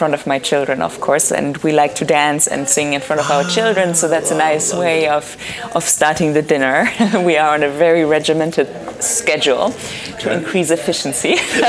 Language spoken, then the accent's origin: English; Germany; moved away; I'm originally from Germany.